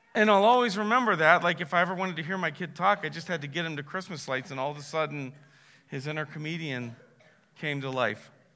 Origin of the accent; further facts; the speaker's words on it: Massillon, Ohio, United States; I was born in Massillon, Ohio